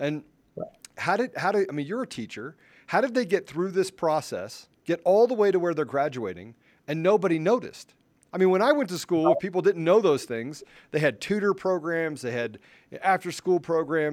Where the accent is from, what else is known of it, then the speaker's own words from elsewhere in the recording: Washington, District of Columbia, United States; I grew up in the Washington, D.C. area. I grew up rather poor